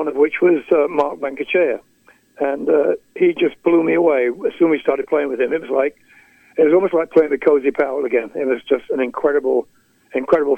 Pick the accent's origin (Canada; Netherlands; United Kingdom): United Kingdom; Skegness, East Midlands; moved away; I played in Skegness, my hometown, just recently